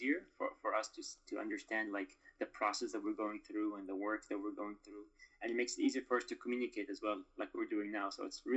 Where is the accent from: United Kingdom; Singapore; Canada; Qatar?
Qatar; Doha; moved away as an adult; also born or lived in Mosul, Iraq; We went to live in Qatar, in Doha, Qatar. And so I stayed there basically all my life. I grew up there